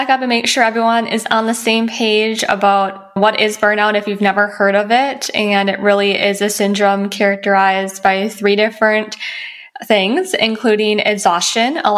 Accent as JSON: {"language": "English", "region": "Midwest", "country": "United States", "moved": "as an adult", "lives_now": "Los Angeles, United States", "said": "I moved out from the Midwest and completed my bachelor degree and my doctor of pharmacy degree."}